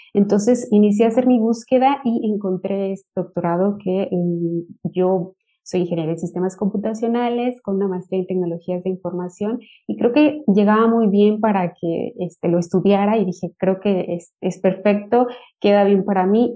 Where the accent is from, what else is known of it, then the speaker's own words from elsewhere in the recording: Mexico; moved away as an adult; also born or lived in Michoacán, Mexico / Lleida, Spain; now in Turku, Finland; yo soy de México, este, trabajo en la Universidad de la Ciénega, en el estado de Michoacán